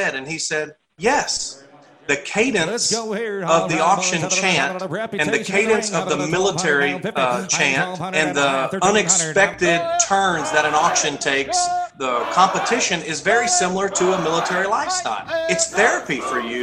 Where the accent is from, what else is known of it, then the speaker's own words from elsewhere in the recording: Texas, United States; born and raised in Texas, joined the military when I was 18